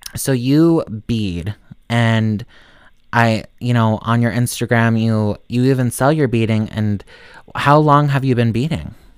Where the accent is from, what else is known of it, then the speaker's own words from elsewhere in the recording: Montana, United States; I'm from Montana